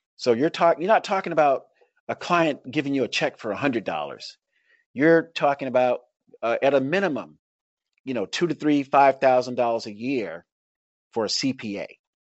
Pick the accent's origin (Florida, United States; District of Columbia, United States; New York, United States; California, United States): Florida, United States; Tampa; I grew up in Tampa, Florida, where there's, like, a lot of Cubans